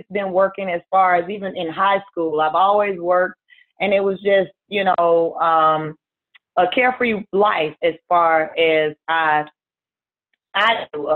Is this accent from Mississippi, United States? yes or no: yes; Mississippi, United States; I'm originally from Mississippi. I currently still reside here in Mississippi.